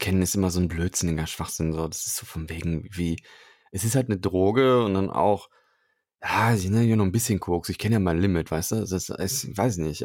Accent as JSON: {"language": "German", "town": "Cologne", "region": "North Rhine-Westphalia", "country": "Germany", "tie": "born or raised there", "said": "Ich bin ja gebürtiger Kölner"}